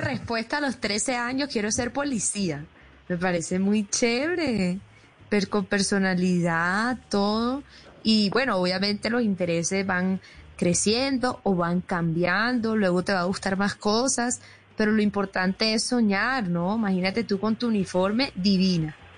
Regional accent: Atlántico, Colombia; moved away; desde mi tierra bella

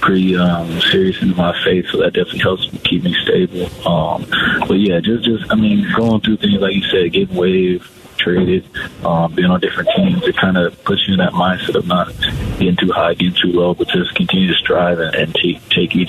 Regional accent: Phoenix, Arizona, United States; Growing up in Arizona, going to Suns games with my dad, and just being from Phoenix

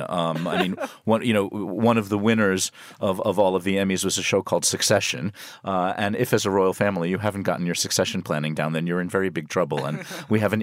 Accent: United States; now in United Kingdom; born and raised in the United States

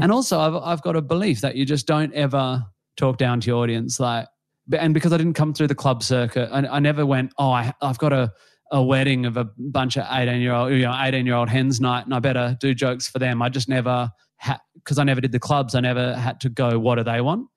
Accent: Western Australia, Australia; being Australian or West Australian

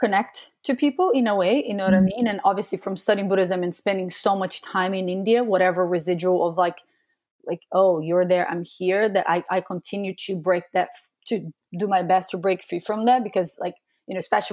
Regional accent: Brazil; moved away; when I growing up in Brazil

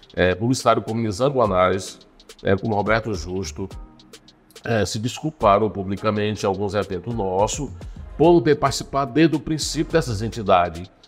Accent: Joaquim Pires, Piauí, Brazil; now in Teresina, Brazil; Eu nasci no norte do estado, em Joaquim Pires, Piauí.

